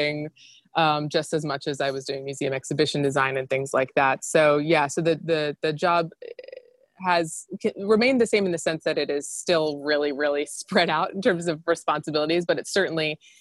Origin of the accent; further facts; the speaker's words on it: Gainesville, Florida, United States; moved away as an adult; also born or lived in New York; I'm from Florida and, you know, not a small town, but not a big town. I'm from Gainesville